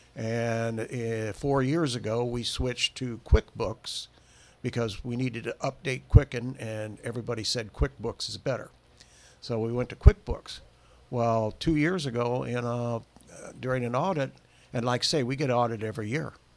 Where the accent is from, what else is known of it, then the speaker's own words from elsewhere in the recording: Bremen, Indiana, United States; Well, I was born in Bremen and raised there all my adult life.